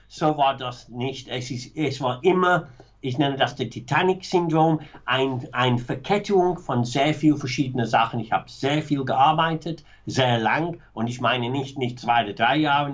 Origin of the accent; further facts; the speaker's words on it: Manchester, North West England, United Kingdom; German is a second language; moved away; Ich bin aufgewachsen, sehr bürgerliche, m, ganz normale Arbeiterklasse, Familie in Manchester